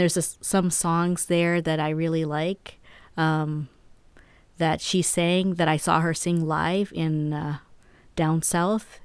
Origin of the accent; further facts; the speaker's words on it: Canada; now in New Mexico, United States; being Canadian